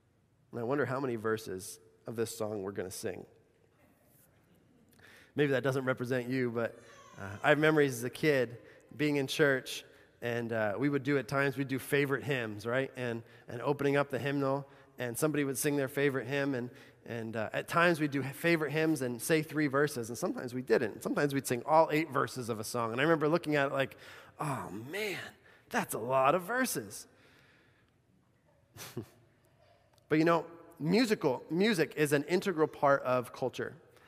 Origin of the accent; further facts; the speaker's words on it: Bolivia; I think of growing up in Bolivia.